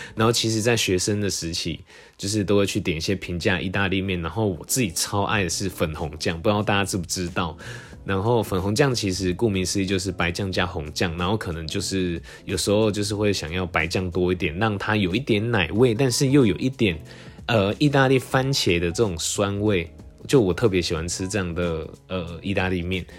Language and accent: Chinese; Tainan, Taiwan; moved away; also born or lived in Taipei; 因为我从小在台南